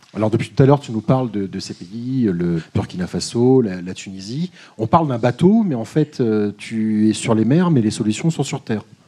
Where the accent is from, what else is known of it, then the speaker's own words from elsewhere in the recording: Paris, Île-de-France, France; je suis parisien